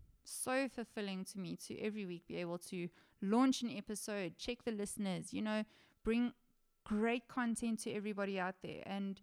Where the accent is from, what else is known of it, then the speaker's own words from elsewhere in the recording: South Africa; I am South African